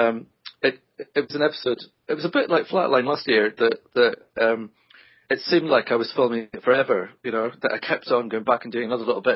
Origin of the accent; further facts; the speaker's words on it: Scotland, United Kingdom; I'm Scottish